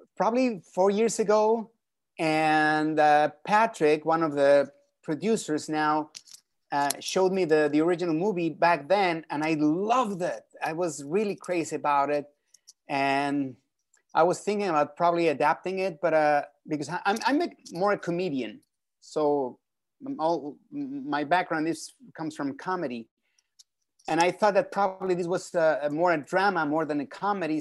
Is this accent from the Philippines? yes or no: no; Mexico City, Mexico; moved away; I was born and raised in Mexico City